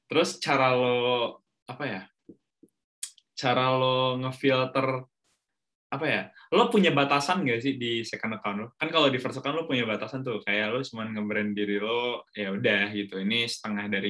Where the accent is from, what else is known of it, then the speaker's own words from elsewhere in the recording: Bandung, West Java, Indonesia; walaupun gue orang Bandung ya tapi gue kan nggak tumbuh dan besar di Bandung